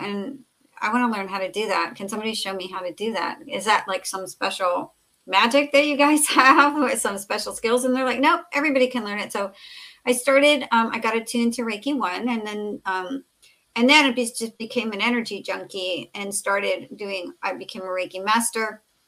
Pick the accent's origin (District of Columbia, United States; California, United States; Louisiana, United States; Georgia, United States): California, United States; Southern; I grew up in Southern California